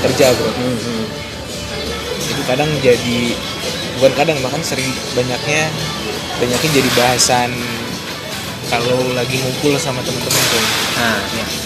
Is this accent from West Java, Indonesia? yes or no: yes; West Java, Indonesia; moved away as an adult; also born or lived in Bandung; now in Jakarta, Indonesia; saya orang Sunda